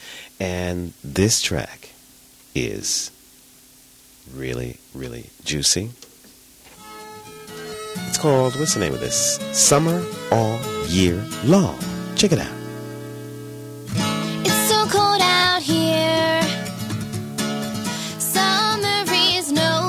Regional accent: New York City, New York, United States; a side of Brooklyn, my hometown.

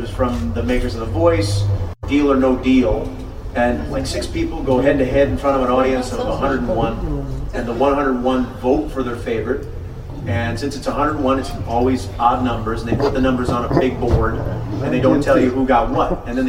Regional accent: Burbank, South Dakota, United States; moved away; also born or lived in New York City; As I came out here from South Dakota, beautiful downtown Burbank.

